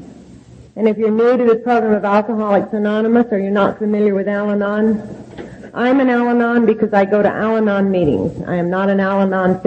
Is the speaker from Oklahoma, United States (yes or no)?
yes; Oklahoma, United States; moved away; also born or lived in California; I was raised in Oklahoma